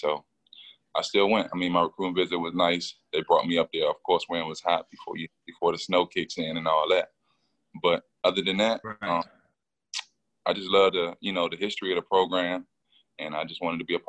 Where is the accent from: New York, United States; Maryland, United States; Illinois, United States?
Maryland, United States; D.C. area; growing up, born and raised in Maryland, D.C. area, been in my whole life.